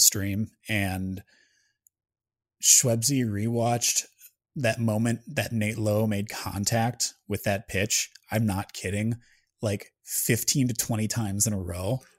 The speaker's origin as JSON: {"language": "English", "region": "Wisconsin", "country": "United States", "said": "I'm from Wisconsin, too"}